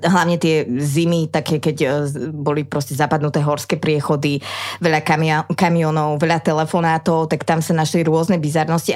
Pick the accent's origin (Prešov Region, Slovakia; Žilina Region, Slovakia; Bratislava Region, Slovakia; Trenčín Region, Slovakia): Trenčín Region, Slovakia; Trenčín; moved away; also born or lived in Trnava; ja som z Trenčina originál